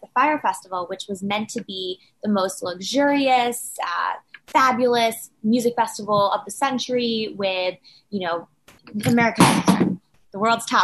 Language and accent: English; New York City, New York, United States; also born or lived in Washington, D.C.; I was born and raised in New York City